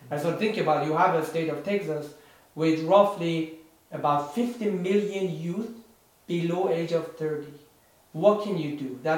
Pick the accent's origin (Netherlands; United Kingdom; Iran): Iran; now in San Francisco Bay Area, United States; I'm born and raised in Iran, in Middle East. So uh, while I have been here in the United States, in the San Francisco Bay Area for a couple of decades, um, you know, I still have roots there.